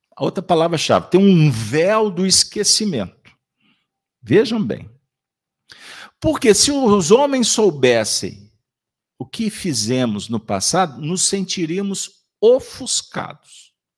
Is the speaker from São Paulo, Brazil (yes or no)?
no; Minas Gerais, Brazil; Nós que somos mineiros